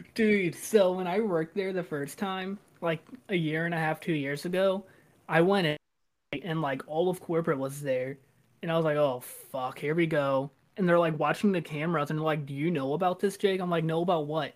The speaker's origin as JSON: {"language": "English", "town": "Arnold", "region": "Missouri", "country": "United States", "said": "I'm from like Jefferson County, so like Arnold"}